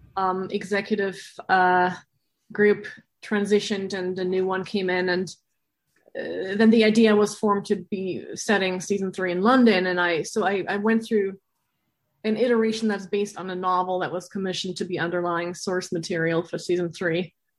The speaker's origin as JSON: {"language": "English", "region": "Berlin", "country": "Germany", "moved": "yes", "said": "I'm from Berlin originally."}